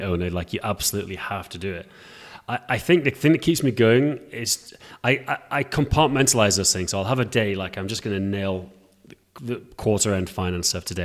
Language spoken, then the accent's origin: English; England, United Kingdom; now in Prague, Czech Republic; I live in Prague, although I'm English